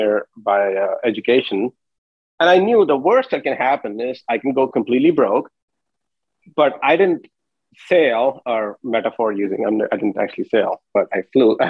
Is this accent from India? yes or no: yes; India; moved away as an adult; I grew up in India until I was 21, went to undergrad there and came here for my master's.